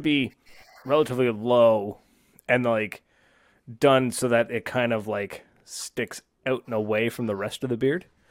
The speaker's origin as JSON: {"language": "English", "country": "Canada", "tie": "born or raised there", "said": "It's made in my hometown"}